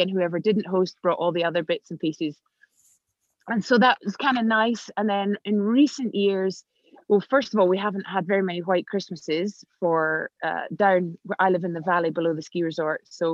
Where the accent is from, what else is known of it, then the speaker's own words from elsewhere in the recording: Scotland, United Kingdom; also born or lived in London; now in Switzerland; I live in Switzerland, as you said, and I'm Scottish.